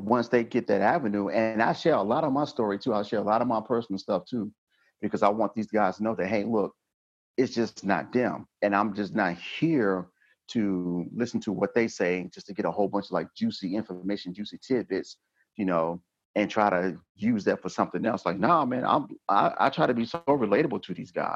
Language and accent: English; Georgia, United States; moved away as an adult; now in North Dakota, United States; I'm from Georgia.